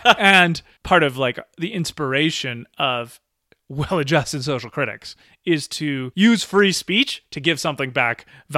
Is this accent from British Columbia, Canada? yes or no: yes; British Columbia, Canada; born there; who was born in British Columbia